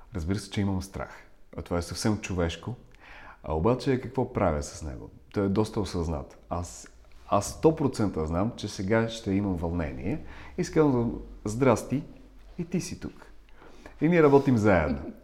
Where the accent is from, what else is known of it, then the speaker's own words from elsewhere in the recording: Ukraine; first language Russian; Bulgarian is a second language; also born or lived in Bulgaria; now in London, United Kingdom; Аз съм от Украина, така че говоря украински. В а, тази област, в която съм роден, се говори на руски.